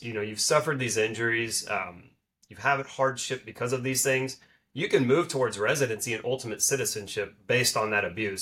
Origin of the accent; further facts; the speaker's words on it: Dallas, Texas, United States; also born or lived in Arkansas; I'm from the Dallas area